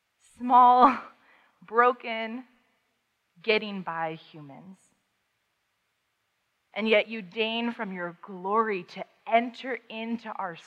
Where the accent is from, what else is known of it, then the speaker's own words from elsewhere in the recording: Paris, Île-de-France, France; also born or lived in Amsterdam / Vienna; I was growing up in Europe at the time. My parents raised us overseas. I am not a military brat, and I'm not a missionary kid.